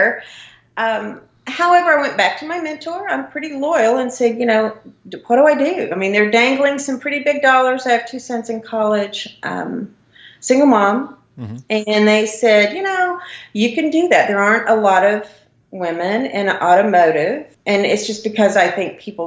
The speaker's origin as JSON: {"language": "English", "region": "southeast Oklahoma", "country": "United States", "tie": "born or raised there", "also_born_or_lived": "Florida", "accent": "Oklahoma", "moved": "as an adult", "said": "I grew up in a very small town in southeast Oklahoma."}